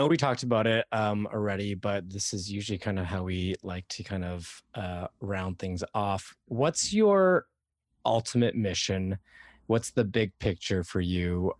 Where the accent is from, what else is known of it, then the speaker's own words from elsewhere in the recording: Toronto, Ontario, Canada; No, I'm from Toronto.